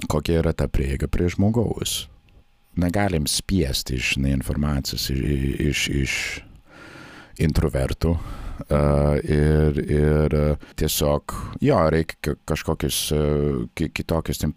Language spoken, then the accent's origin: Lithuanian; Nebraska, United States; Lithuanian is a second language; moved away as an adult; also born or lived in Baltic states; now in Latvia; Šiaip aš esu kilęs iš Nebraskos valstijos.